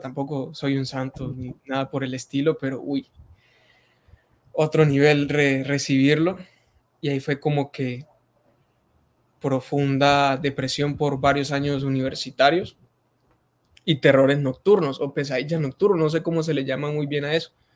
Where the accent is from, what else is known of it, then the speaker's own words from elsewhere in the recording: Arauca, Colombia; en este momento estoy en Arauca, Arauca, Arauca, la tierra del joropo, del, llaner, del llanero nato